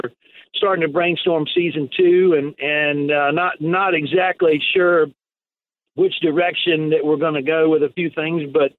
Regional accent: Cleveland, Tennessee, United States; And I'm originally from Cleveland, Tennessee. That's where I was born. My family actually lives in Cleveland, Tennessee

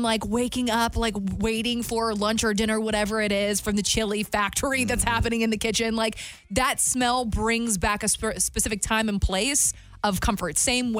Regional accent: the South, United States; And as a Southerner myself, if it doesn't have gravy or butter in the recipe of whatever it is, I ain't eating it.

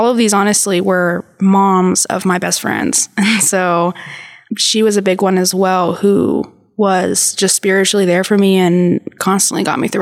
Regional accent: San Angelo, Texas, United States; moved away as an adult; also born or lived in Dallas, Texas; So I'm from San Angelo.

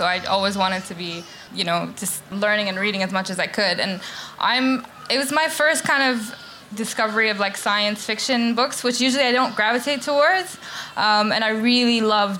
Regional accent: Bahrain; now in London, United Kingdom; I grew up in Bahrain

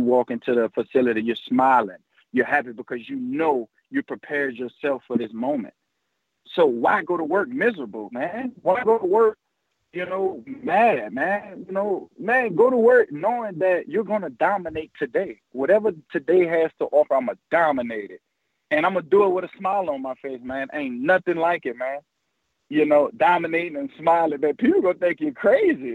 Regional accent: New Orleans, Louisiana, United States; I always wanted to play for my hometown team

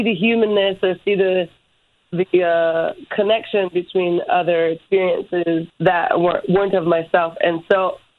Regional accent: Hawaii, United States; growing up in Hawaii, it was like a very different experience.

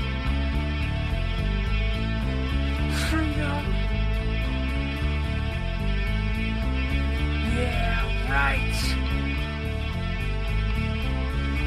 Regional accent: Baltimore, Maryland, United States

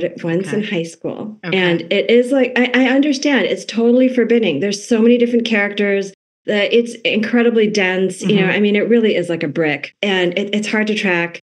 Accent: New England, United States; I was born and raised in New England

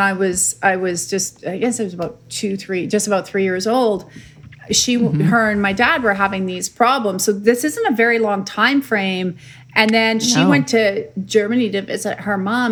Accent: Saskatoon, Saskatchewan, Canada; where'd you grow up? Like some crazy country? And I'm like, no, that was in Saskatoon, Saskatchewan

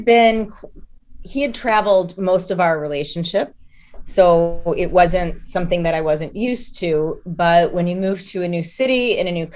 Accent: United States; moved away as an adult; we're both American

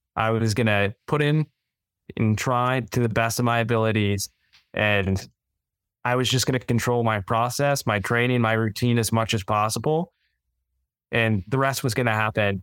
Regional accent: Northern Virginia, United States; moved away as an adult; also born or lived in Davidson, North Carolina; now in Charlotte, United States; I grew up in Northern Virginia, not too far outside of D C

